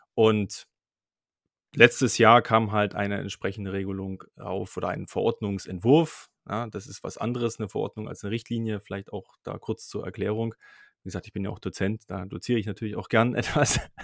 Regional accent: Dresden, Saxony, Germany; Ich komme aus Dresden

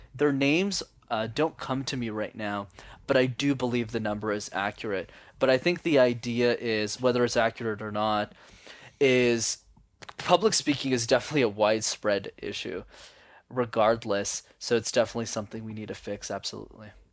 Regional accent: Montreal, Quebec, Canada; I was born and raised in Montreal

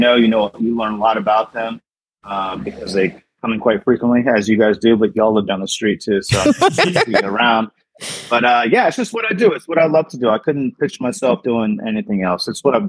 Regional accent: Central Florida, United States; moved away as an adult; also born or lived in New York City / Maryland / Colorado / Tampa, Florida; I've been living in the Tampa area for about 5, maybe 6 years now. I was born in Central Florida, but I've been living in New York, lived in Maryland, a little stint in Colorado, but now I'm here

